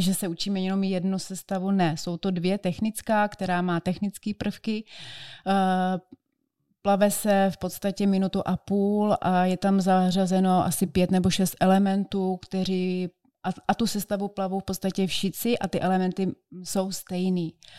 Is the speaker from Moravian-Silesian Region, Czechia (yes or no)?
no; Brno, South Moravian Region, Czechia; já jsem z Brna